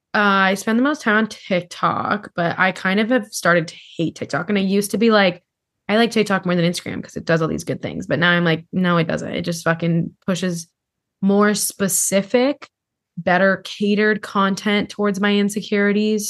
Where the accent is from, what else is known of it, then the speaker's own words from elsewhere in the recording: Hawaii, United States; growing up in Hawaii